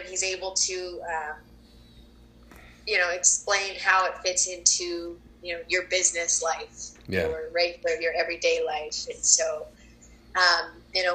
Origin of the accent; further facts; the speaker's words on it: Colorado, United States; moved away; I was born and raised in Colorado